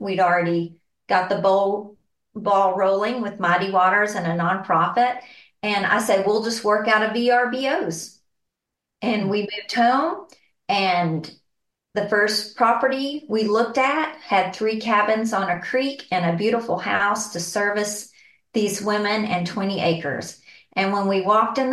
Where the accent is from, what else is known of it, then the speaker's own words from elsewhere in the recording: San Angelo, Texas, United States; I am from San Angelo, Texas, and born and raised here